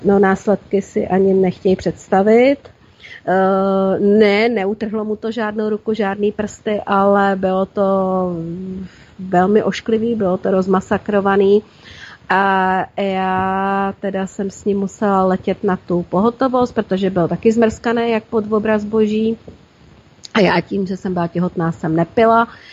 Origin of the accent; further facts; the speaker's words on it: Plzeň, Plzeň Region, Czechia; now in Prague, Czech Republic; U nás Plzni, u nás v Plzni bejval ohňostroj